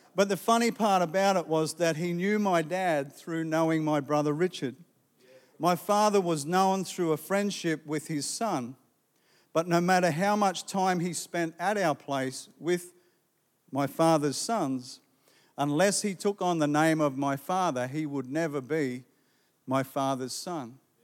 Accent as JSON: {"language": "English", "town": "Gympie", "region": "Queensland", "country": "Australia", "tie": "born or raised there", "said": "Growing up in Gympie"}